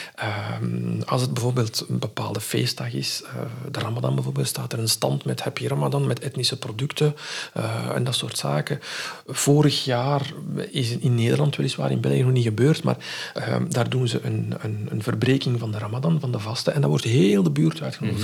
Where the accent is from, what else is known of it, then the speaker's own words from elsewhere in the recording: Morocco; moved away; van onze cultuur, van waar ik vandaan kom in Marokko